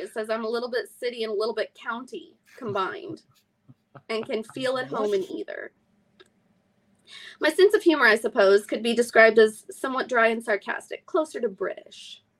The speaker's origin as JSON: {"language": "English", "region": "California", "country": "United States", "tie": "born or raised there", "also_born_or_lived": "Midwest", "said": "I was raised in California and the Midwest."}